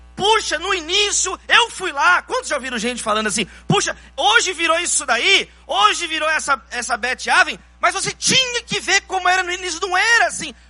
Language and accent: Portuguese; Brazil; Somos nós brasileiros